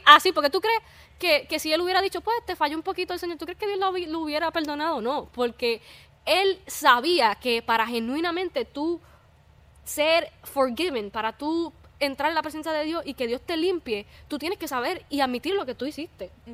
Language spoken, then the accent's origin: Spanish; Puerto Rico; somos de Puerto Rico.